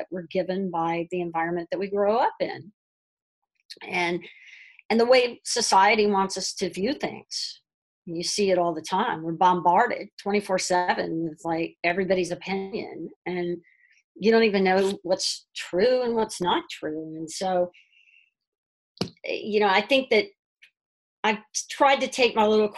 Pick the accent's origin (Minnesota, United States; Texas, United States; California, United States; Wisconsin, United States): Texas, United States; moved away as an adult; also born or lived in New York City / Manhattan; now in Brooklyn, United States; I grew up in Texas